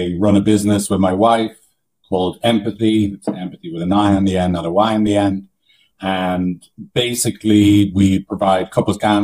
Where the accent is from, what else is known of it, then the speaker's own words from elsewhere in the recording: Ireland; moved away as an adult; now in San Francisco, United States; I'm from Ireland